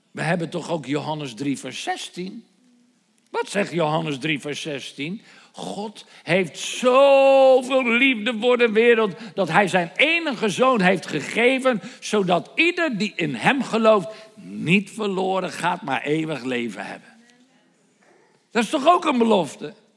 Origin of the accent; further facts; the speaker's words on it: Netherlands; Nederland is mijn thuisland.